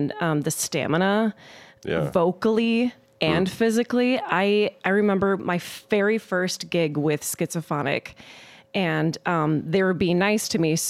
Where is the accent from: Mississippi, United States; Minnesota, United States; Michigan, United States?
Minnesota, United States; Mankato; also born or lived in Twin Cities, Minnesota; I'm from Mankato, and you know, I have family and friends here, and I went to school here